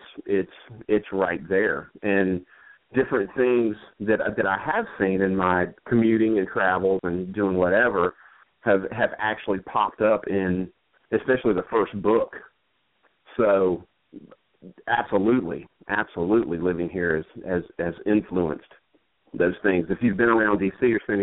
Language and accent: English; Macon, Georgia, United States; also born or lived in Asheville, North Carolina; now in Washington, D.C., United States; I was born in Asheville, North Carolina, and we moved to Macon, Georgia when I was pretty young, probably, I guess, five-ish, somewhere right around in there. And I grew up in Macon